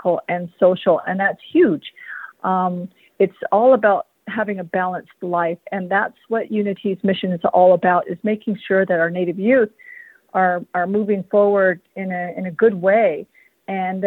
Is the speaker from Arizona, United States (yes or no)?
yes; San Carlos Apache Reservation, Arizona, United States; I am a member of the San Carlos Apache tribe, born and raised on the San Carlos Apache Reservation